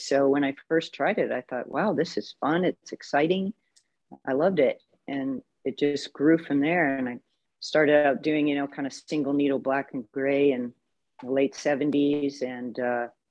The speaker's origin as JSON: {"language": "English", "town": "Minneapolis", "region": "Minnesota", "country": "United States", "moved": "as an adult", "lives_now": "Long Beach, United States", "said": "I'm from the Minneapolis area, so I did my first tattoo there"}